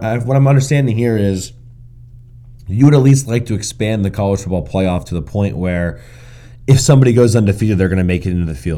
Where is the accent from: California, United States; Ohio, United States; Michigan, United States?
Ohio, United States; Columbus; Yeah, and Luke Fickell is an Ohio guy, but I grew up in Columbus and obviously played football at Ohio State.